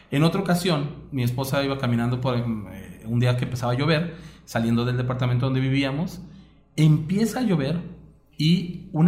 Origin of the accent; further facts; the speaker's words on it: Mexico; Pues mira, para empezar. Como mexicano así de... Cosas que nos pasaron.